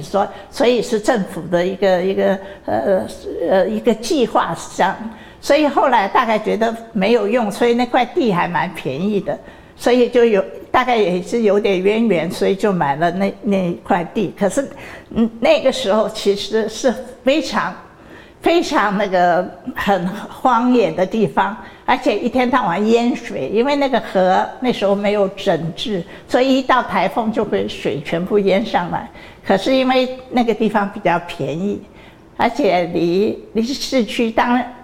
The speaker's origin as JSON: {"language": "Chinese", "country": "Hong Kong", "tie": "born or raised there", "moved": "yes", "said": "我们小的时候，在香港读小学的时候"}